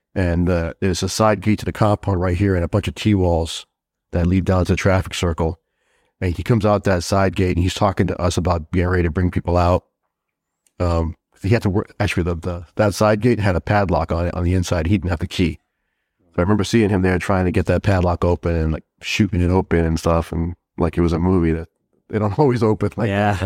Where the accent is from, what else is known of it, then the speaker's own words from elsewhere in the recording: Southbridge, Massachusetts, United States; also born or lived in Brooklyn, New York; I grew up in, in a little town in Massachusetts called Southbridge